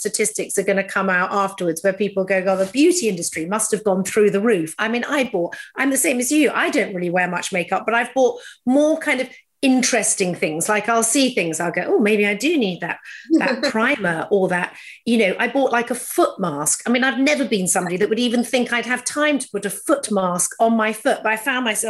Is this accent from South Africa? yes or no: no; England, United Kingdom; being very English